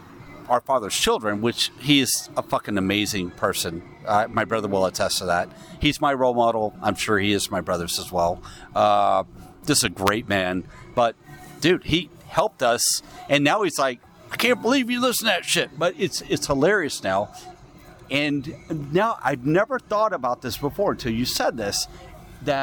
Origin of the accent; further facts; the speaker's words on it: New Jersey, United States; Are you from Jersey? I'm from Jersey.